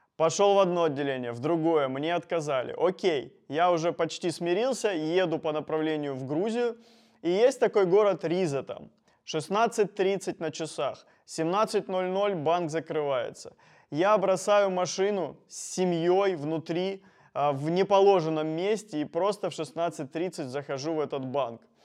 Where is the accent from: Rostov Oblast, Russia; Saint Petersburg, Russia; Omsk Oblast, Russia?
Rostov Oblast, Russia; Rostov-on-Don; я из Ростова-на-Дону